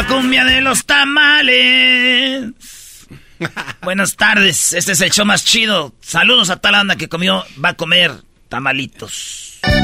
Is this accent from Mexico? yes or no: yes; Mexico; nosotros los mexicanos